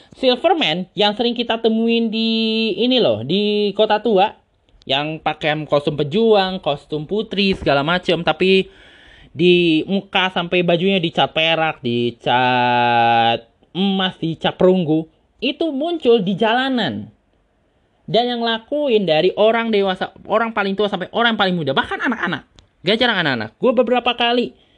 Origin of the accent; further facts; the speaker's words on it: Tangerang, Banten, Indonesia; asal daerah gua, Kota Tangerang